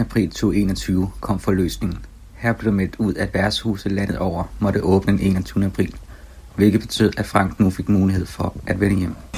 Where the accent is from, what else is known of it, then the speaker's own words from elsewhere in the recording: Skive, Central Denmark Region, Denmark; moved away; min hjemby, Skive